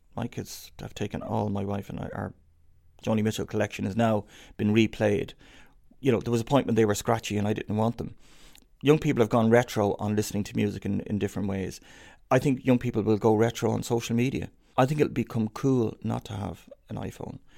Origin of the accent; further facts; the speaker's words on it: Dublin, Leinster, Ireland; growing up in Dublin